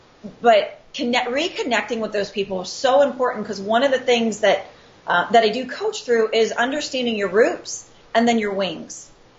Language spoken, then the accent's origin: English; Pittsburgh, Pennsylvania, United States; now in Scottsdale, United States; Well, I am born and raised in Pittsburgh, PA, but yins aren't going to hear a Pittsburgh accent out of me.